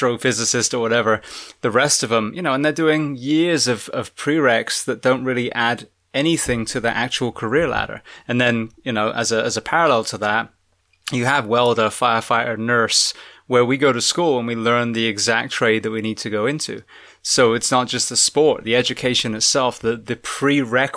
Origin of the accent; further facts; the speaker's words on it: England, United Kingdom; now in United States; as an Englishman